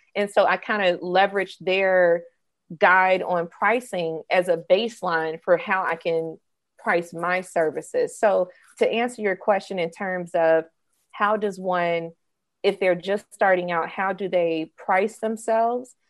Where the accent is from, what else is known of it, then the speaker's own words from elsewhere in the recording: suburb of Jackson, Mississippi, United States; moved away as an adult; also born or lived in Atlanta, Georgia; I was raised in Mississippi, a suburb right outside of the capital of the state, Jackson.